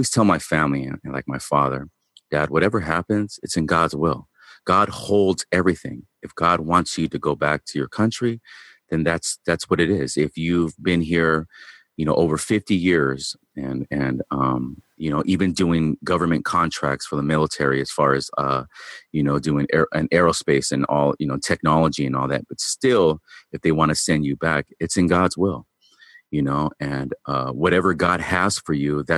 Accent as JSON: {"language": "English", "town": "Long Beach", "region": "California", "country": "United States", "tie": "born or raised there", "also_born_or_lived": "Bellflower, California", "said": "I was born in Long Beach, California. I live in Bellflower, California now."}